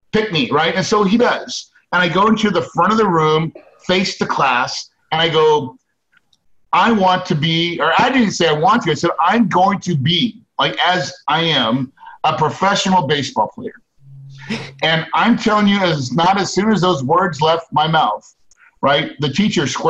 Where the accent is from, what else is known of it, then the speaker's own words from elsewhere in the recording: West Plains, Missouri, United States; I grew up in West Plains, Missouri. That's in the Ozarks.